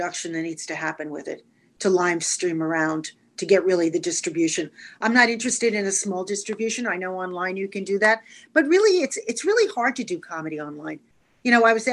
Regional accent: New York City, New York, United States; also born or lived in Manhattan; I grew up in Brooklyn, New York. Been a New Yorker my whole life

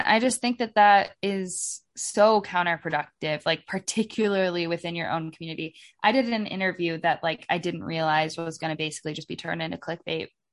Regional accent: Oregon, United States; I'm from, I'm from Oregon.

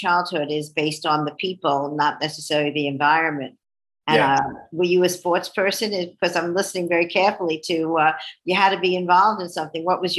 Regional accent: New York City, New York, United States; I grew up in New York City, and you know, being a city girl

